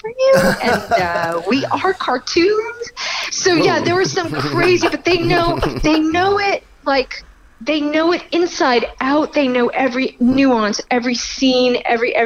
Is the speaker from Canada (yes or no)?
yes; Montreal, Quebec, Canada; moved away as an adult; now in New York, United States; I'm a Montreal girl. I'm born in Canada, but I moved to New York when I was just about 19